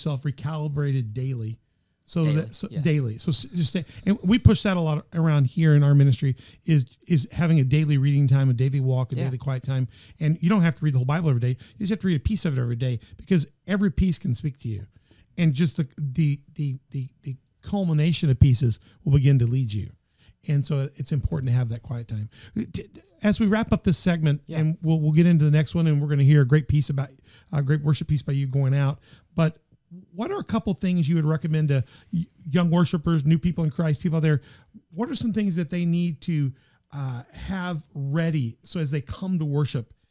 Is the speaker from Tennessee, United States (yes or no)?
yes; Memphis, Tennessee, United States; now in Southern Illinois, United States; in my hometown, you know, I grew up in Memphis